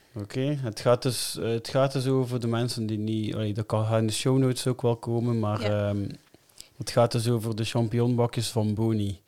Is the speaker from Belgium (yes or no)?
yes; Melle, Flanders, Belgium; ik ben van Melle